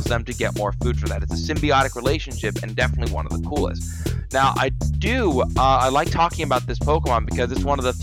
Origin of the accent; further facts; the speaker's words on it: Florida, United States; I'm born and raised in Florida.